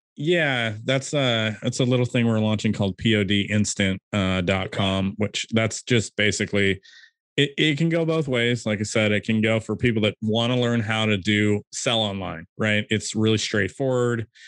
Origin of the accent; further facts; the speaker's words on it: California, United States; I'm from California